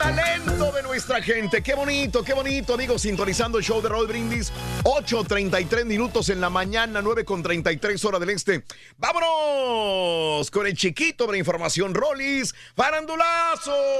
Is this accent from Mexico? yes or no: yes; Mexico; now in Houston, United States; como latinoamericano, una persona que viene de México como un inmigrante